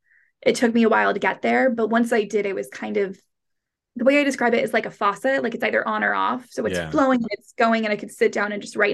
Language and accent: English; United States; moved away as an adult; now in London, United Kingdom; I am American and I live in London.